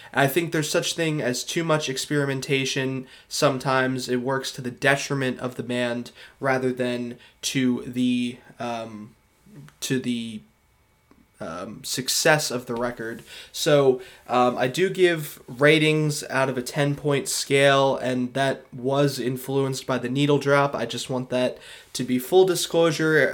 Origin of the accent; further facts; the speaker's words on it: Philadelphia suburbs, Pennsylvania, United States; I'm from the Philadelphia suburbs